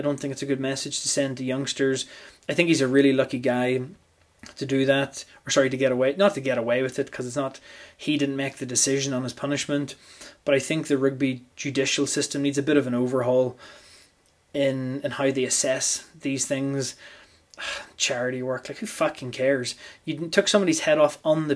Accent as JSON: {"language": "English", "country": "Ireland", "said": "being Irish"}